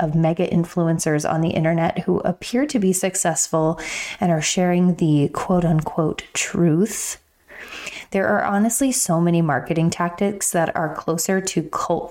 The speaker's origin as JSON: {"language": "English", "region": "Pennsylvania", "country": "United States", "tie": "born or raised there", "moved": "yes", "said": "my hometown in PA"}